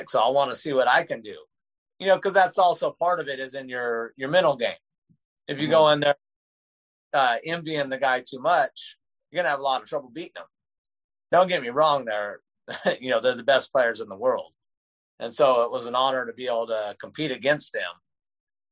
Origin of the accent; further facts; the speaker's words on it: Sacramento, California, United States; I grew up here in Rio Linda, Sacramento